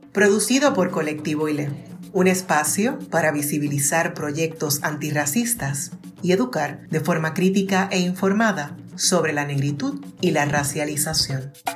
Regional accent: Puerto Rico; En el caso de los puertorriqueños, somos una colonia de Estados Unidos, somos caribeños, somos latinos, somos hispanos

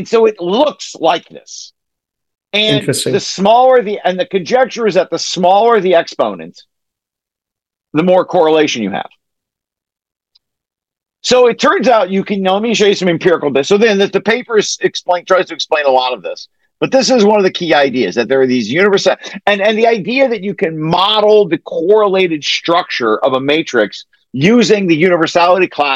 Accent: Ohio, United States; I have a French name, but I'm not French. I'm from Ohio

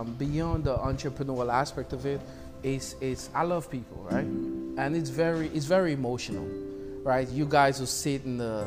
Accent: St. Lucia; moved away as an adult; now in New York, United States; I'm originally from the Caribbean island of St. Lucia.

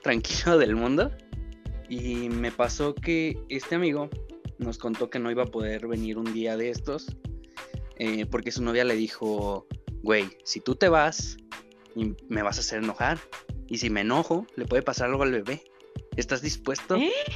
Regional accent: General Escobedo, Nuevo León, Mexico; tengo 24 años y soy de Escobedo

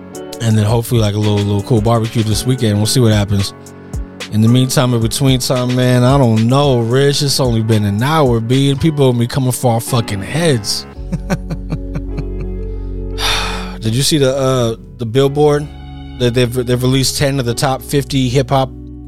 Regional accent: California, United States; As a Californian, I'm disgusted.

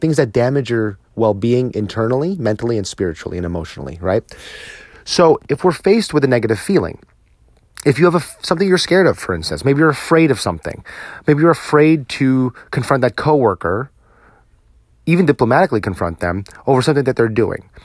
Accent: New Jersey, United States; now in Texas, United States; my home state of New Jersey

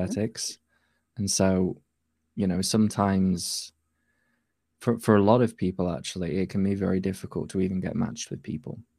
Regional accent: Yorkshire and the Humber, United Kingdom; I'm from North Yorkshire in the U K.

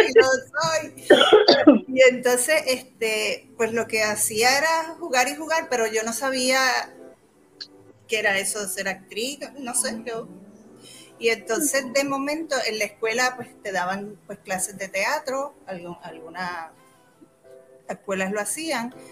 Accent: Humacao, Puerto Rico; also born or lived in New York; Soy de Humacao, humacaeña.

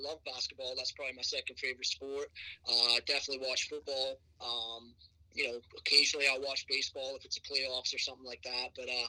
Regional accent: Houston, Texas, United States; also born or lived in Scotland; My middle sister, myself, and my parents moved to Houston, so I went to high school all through growing up in Houston, and then stayed on to go to college.

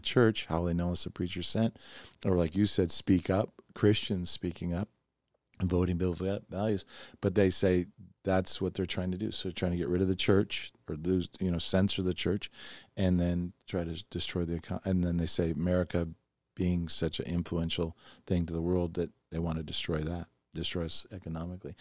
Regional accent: Oregon, United States; also born or lived in New York; I was raised a hippie in Oregon, you know, I was from New York and then I went to Oregon.

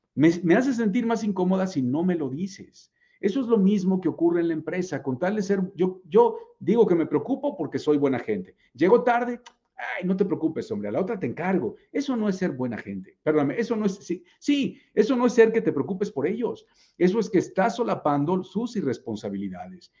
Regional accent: Puebla, Mexico; Yo también soy poblano de nacimiento.

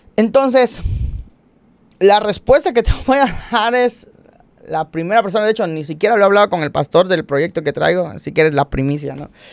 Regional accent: Cumpich, Campeche, Mexico; moved away; venimos de Cumpich

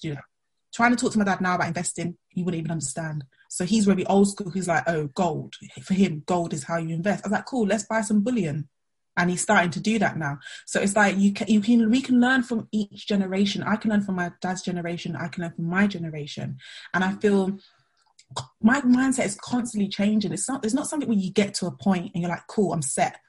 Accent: London, United Kingdom; I'm from Southeast London

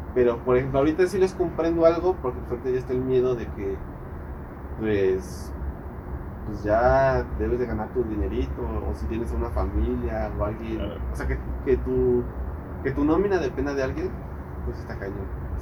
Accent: Mexico City, Mexico; moved away as an adult; now in Querétaro, Mexico; soy originario de la Ciudad de México. Este. Pero pues me vine aquí a Querétaro

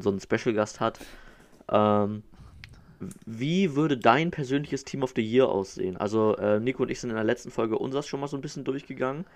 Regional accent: Northern Germany, Germany; als Norddeutscher

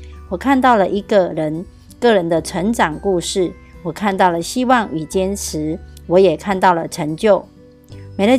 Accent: Miaoli County, Taiwan

